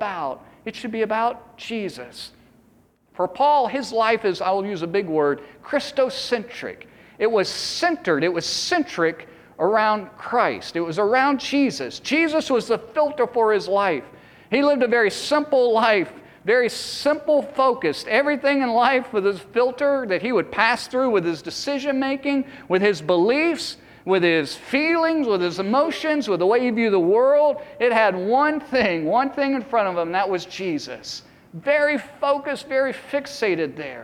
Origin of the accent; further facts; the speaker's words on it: East Coast, United States; I grew up on the East Coast